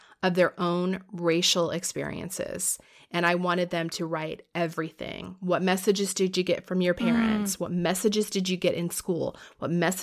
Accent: Florida, United States; I grew up in Florida

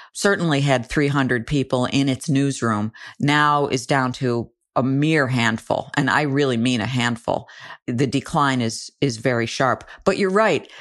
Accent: Buffalo, New York, United States; when I grew up in the Buffalo area, my mom and dad subscribed to the Buffalo Evening News

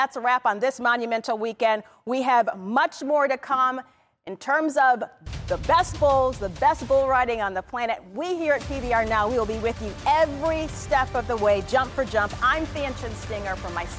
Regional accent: Spokane, Washington, United States; Spokane, Washington, my hometown

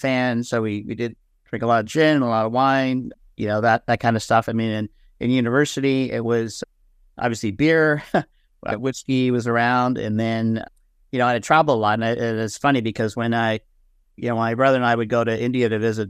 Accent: Canada; Yeah, well, I grew up in Canada.

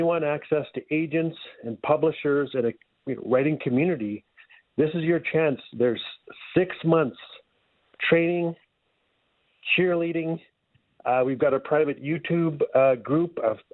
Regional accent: Fort Smith, Northwest Territories, Canada; moved away as an adult; now in Edmonton, Canada; I'm from Fort Smith, Northwest Territories. We lived in Edmonton for over 10 years.

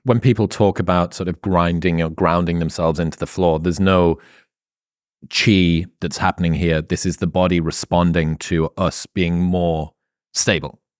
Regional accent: United Kingdom; I'm British.

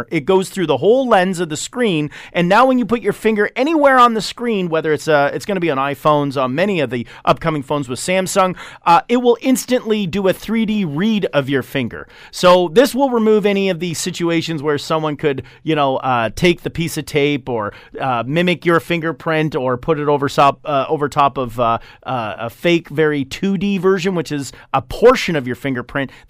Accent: Canada; I don't know where you are. I haven't turned on any of your other security cameras, but I'm from Canada

